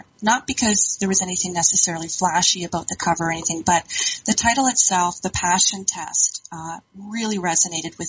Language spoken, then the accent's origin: English; Ontario, Canada; moved away as an adult; also born or lived in Alberta; I'm originally from Ontario, had done a bit of a stint out in Alberta